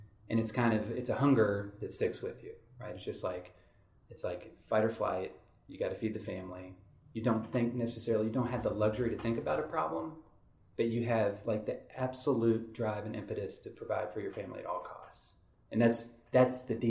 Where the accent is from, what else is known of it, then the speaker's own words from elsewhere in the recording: Henderson, Kentucky, United States; I grew up in Henderson, Kentucky